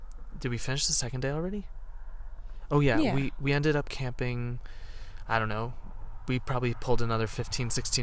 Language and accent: English; New Jersey, United States; We're also from Jersey